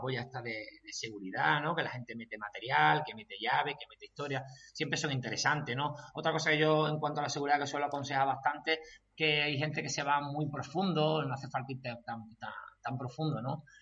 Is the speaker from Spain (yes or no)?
yes; Chiclana de la Frontera, Andalusia, Spain; yo soy de Chiclana, allí mucha tradición de trialón, el trialón más antiguo de España. Entonces, desde, muy pequeño, pues yo he estado pues viendo trialón